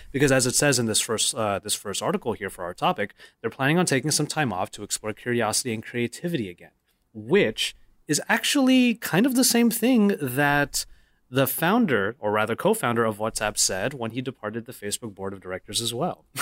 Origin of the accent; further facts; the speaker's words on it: Philippines; I'm Filipino